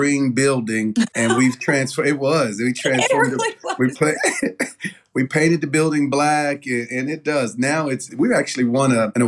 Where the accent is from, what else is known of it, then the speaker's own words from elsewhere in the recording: Knoxville, Tennessee, United States; I'm from Knoxville